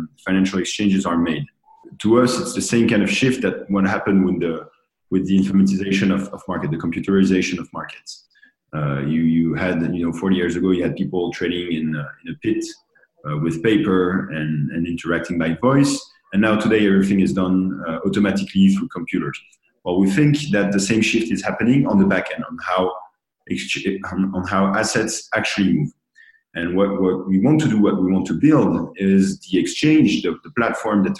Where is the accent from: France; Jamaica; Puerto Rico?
France; Paris, Île-de-France; now in New York, United States; I'm from Paris